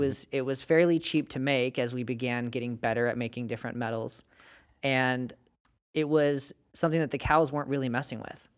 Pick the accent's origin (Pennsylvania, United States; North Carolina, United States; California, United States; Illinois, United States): California, United States; Bakersfield; moved away; I come from Bakersfield and we have dairy cows